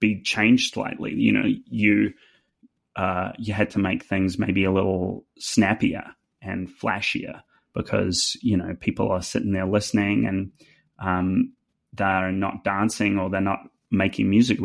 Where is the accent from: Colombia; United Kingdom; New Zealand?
New Zealand; accent: New Zealand; now in Nashville, United States; With my New Zealand accent